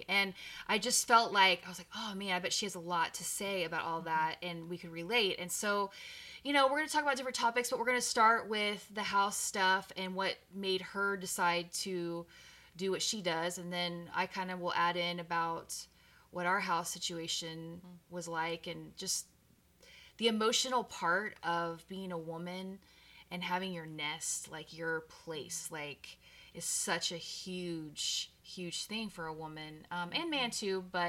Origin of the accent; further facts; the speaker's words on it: Texas, United States; So, and I'm from Texas, so I have a real love for pools, you know. So we were raised with a pool